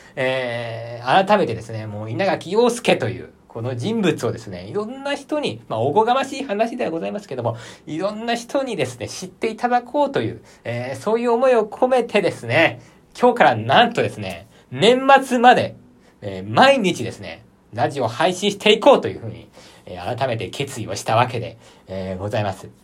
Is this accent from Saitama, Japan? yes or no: no; Aichi, Japan; 私、愛知県出身なので